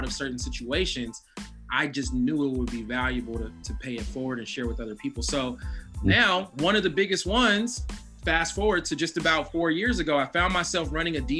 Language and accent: English; Oakland, California, United States; I was born in 1982, so I was raised in Oakland in the 80s